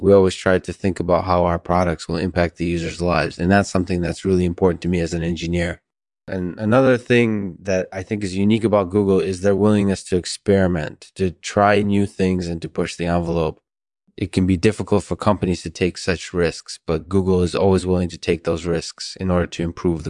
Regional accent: New York City, New York, United States; So I grew up in New York City and I had a really, really interesting childhood.

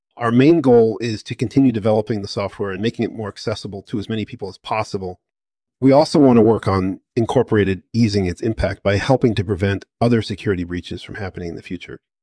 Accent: California, United States; I was born in America and I grew up in California

